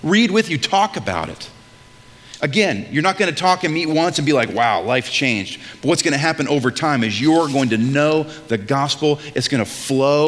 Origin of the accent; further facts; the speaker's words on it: New England, United States; I'm from New England